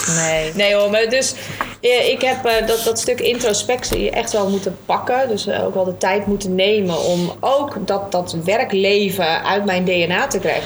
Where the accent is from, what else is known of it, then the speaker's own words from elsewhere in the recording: Alkmaar, North Holland, Netherlands; also born or lived in Papendrecht; een echte Noord-Hollander. Eh, Alkmaarder. Eh, ik zeg altijd niet geboren, maar wel getogen vanaf mijn vijfde